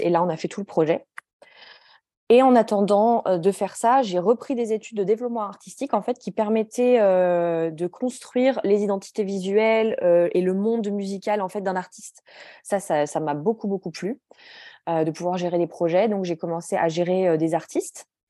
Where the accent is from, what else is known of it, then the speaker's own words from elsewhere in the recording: Grenoble, Auvergne-Rhône-Alpes, France; moved away as an adult; now in Stockholm, Sweden; Je suis née et j'ai grandi à Grenoble.